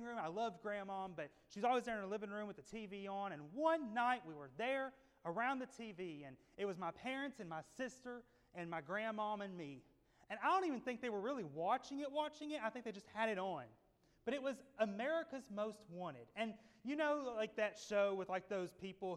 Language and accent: English; Tennessee, United States; growing up in Tennessee as a little boy